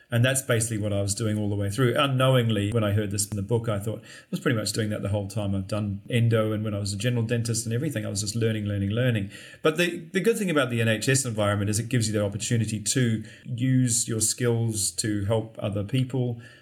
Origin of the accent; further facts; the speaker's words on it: Christchurch, Canterbury, New Zealand; moved away as an adult; also born or lived in Dunedin, New Zealand / London, United Kingdom; I'm actually from New Zealand, Christchurch. I lived there